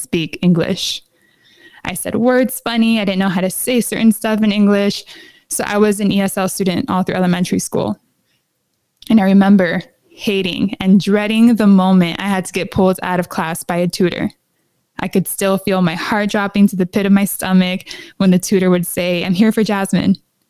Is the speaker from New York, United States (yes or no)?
no; San Diego, California, United States; Being born and raised in San Diego, California